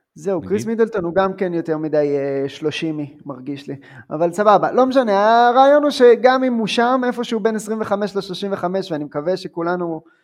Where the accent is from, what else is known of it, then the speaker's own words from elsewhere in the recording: Ramat Rachel, Jerusalem District, Israel; אני בא מקיבוץ